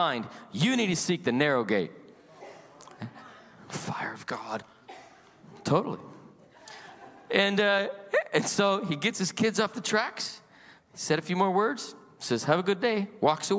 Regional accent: Salt Lake City, Utah, United States; I was born and raised in Salt Lake City, Utah.

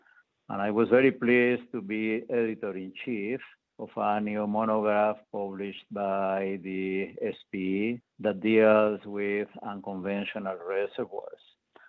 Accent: Colombia; moved away as an adult; also born or lived in Bogotá, Colombia / Colorado, United States; Yes, I was born in Colombia, South America

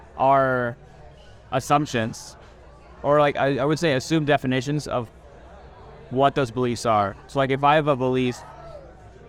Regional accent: Kansas City, United States; growing up in Kansas City, being around Indians, being around Americans

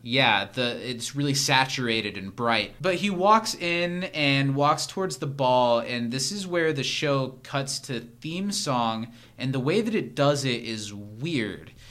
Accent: Midwest, United States; a young boy growing up in the Midwest

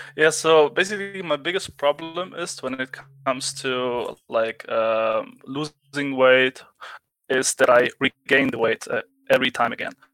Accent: Germany; I'm from Germany.

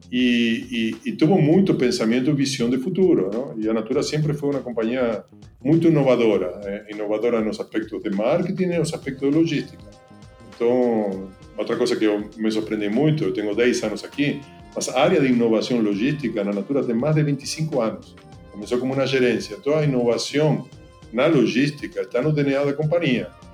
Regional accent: Argentina; Portuguese is a second language; moved away as an adult; now in Brazil; Eu sou argentino, então desculpa pelo sotaque. Eu levo aqui mais de 15 anos na, no Brasil.

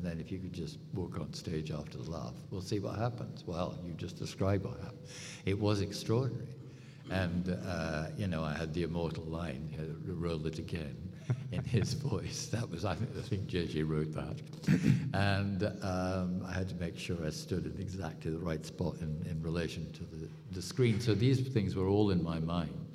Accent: United Kingdom

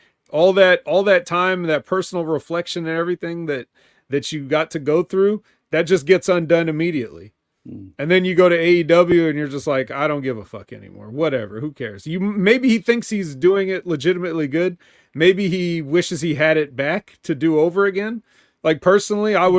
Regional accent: California, United States; I'm from California

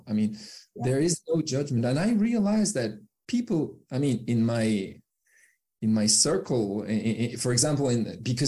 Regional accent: France; accent: French; English is a second language; I cannot hide that I'm French

